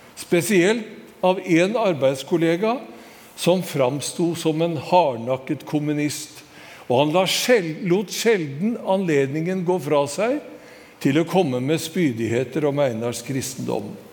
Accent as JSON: {"language": "Norwegian", "town": "Skedsmo", "region": "Akershus", "country": "Norway", "tie": "born or raised there", "said": "hjembygda mi i Skedsmo"}